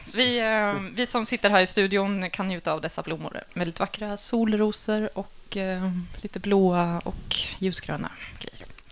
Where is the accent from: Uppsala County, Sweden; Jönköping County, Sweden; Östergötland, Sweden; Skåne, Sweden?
Östergötland, Sweden; Linköping; also born or lived in Stockholm; now in Malmö, Sweden; Jag är från Linköping